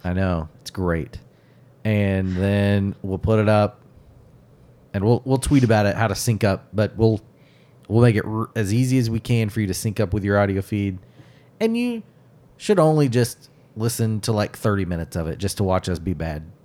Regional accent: United States; as an American

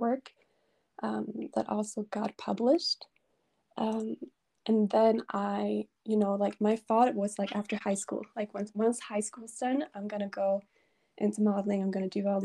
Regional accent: Sweden; I'm from Sweden.

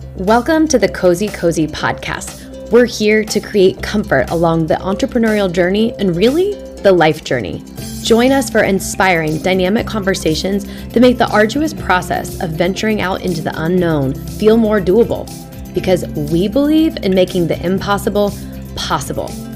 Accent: Fishers, Indiana, United States; moved away; I'm back in my hometown of Fishers, Indiana, spending time with my family

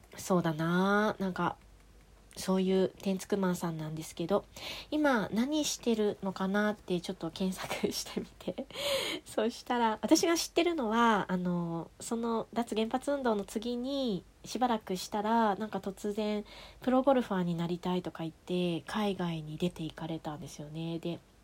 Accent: a village neighbouring Rokkasho, Aomori, Japan; moved away; 六ヶ所村うちの地元だしみたいなああの地元っていうか隣隣近隣の村の出身なんですね

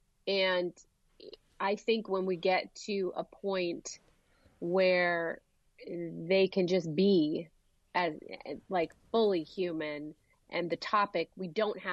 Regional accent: California, United States; her American kids, you know, growing up in California

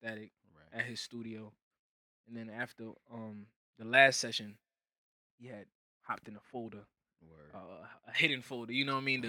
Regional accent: Connecticut, United States; I'm from Connecticut.

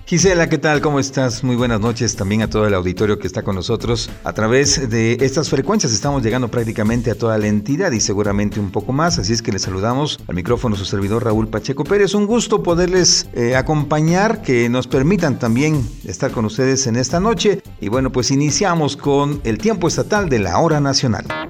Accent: Oaxaca, Mexico; como oaxaqueños y con esta amplia cultura gastronómica que tenemos

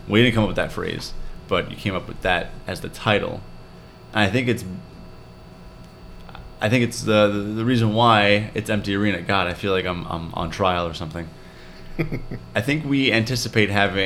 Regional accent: New York City, New York, United States; we're five friends from Brooklyn

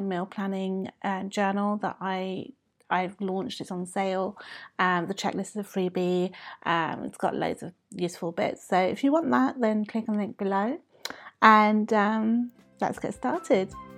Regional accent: London, United Kingdom; I was born and brought up in the U K

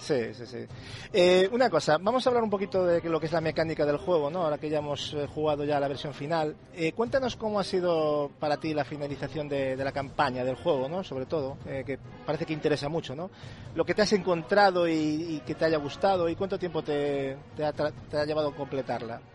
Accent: Spain; aquí en España, yo como, como español que soy

